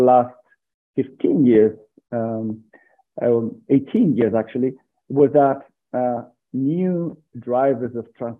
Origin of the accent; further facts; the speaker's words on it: San Sebastian, Basque Country, Spain; now in Burgos, Spain; I'm from Spain. I was born in a small city of Spain called San Sebastian.